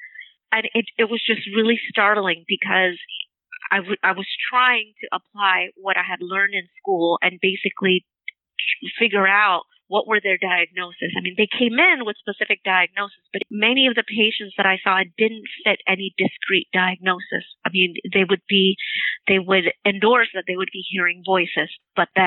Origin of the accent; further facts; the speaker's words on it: Torrance, California, United States; I grew up in around the Torrance area